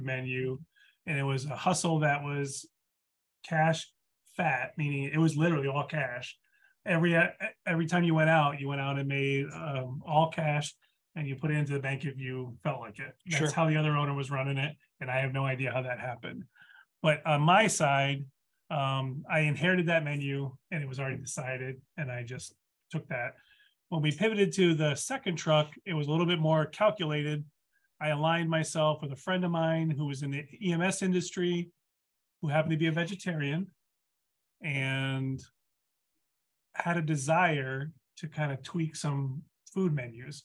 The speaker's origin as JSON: {"language": "English", "region": "East Coast", "country": "United States", "moved": "yes", "said": "I'm from the East Coast"}